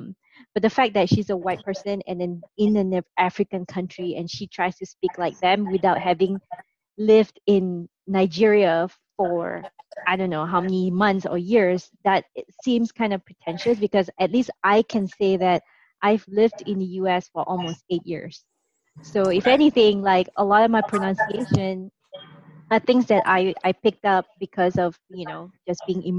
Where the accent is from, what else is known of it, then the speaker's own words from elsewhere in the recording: Singapore; accent: Singaporean; people who listen to our podcast will know that I'm not from the US, and they can detect a tinge of my Singaporean accent.